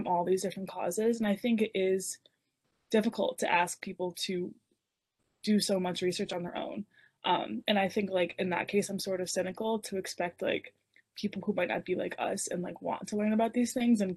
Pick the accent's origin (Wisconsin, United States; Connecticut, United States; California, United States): Connecticut, United States; we are from Connecticut, there's Jewish people around us.